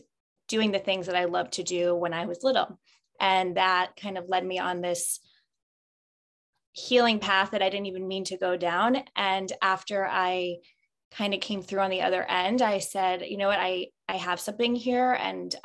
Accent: New York, United States; also born or lived in Los Angeles / Manhattan, New York; I'm from New York and I lived in Los Angeles for 6.5 years

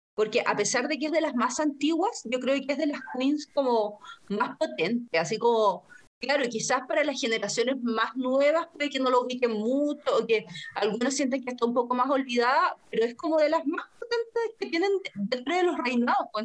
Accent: Chile; así como chilena y ordinaria

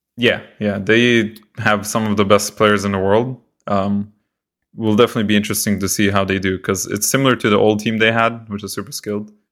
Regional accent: Israel; moved away; also born or lived in Canada; I'm from Israel

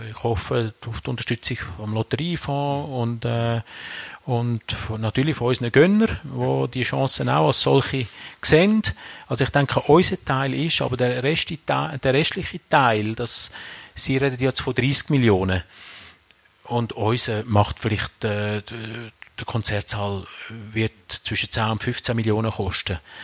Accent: Aargau, Switzerland; now in Rüschlikon, Switzerland; Also ich bin ja im, im Aargau aufgewachsen

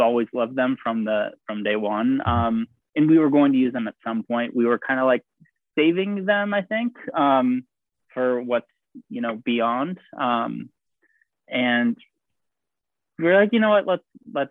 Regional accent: Ohio, United States; moved away; I'm originally from Ohio

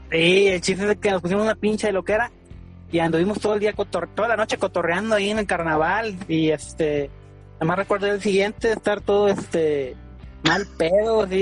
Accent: Tampico, Tamaulipas, Mexico; pues yo soy de aquí de Tampico

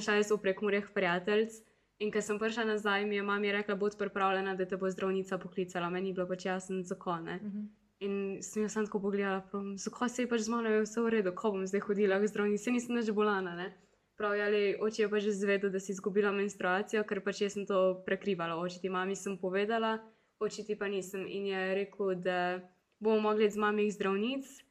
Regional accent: Zagorje ob Savi, Slovenia; sem mogla priti iz Zagorja

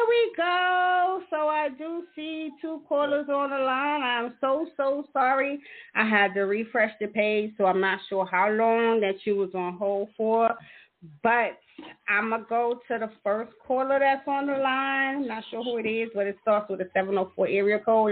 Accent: New York, United States; I'm from New York

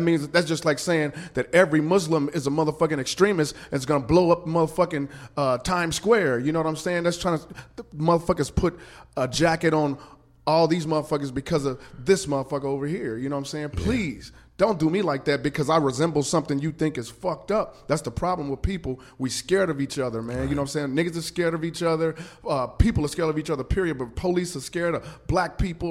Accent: Kansas City, Missouri, United States; I'm from Kansas City

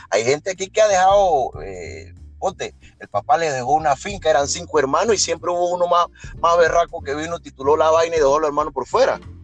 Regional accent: Panama

